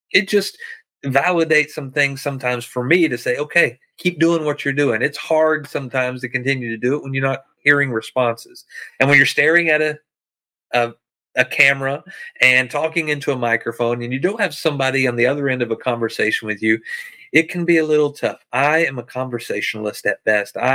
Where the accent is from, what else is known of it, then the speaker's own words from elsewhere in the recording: the South, United States; I'm from the South where you can pump your own gas.